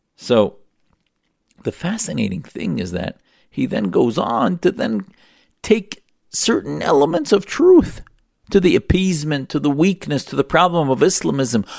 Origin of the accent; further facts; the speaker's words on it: United States; be born in the United States and give me the greatest gift of all, which was being able to grow up in the United States as an American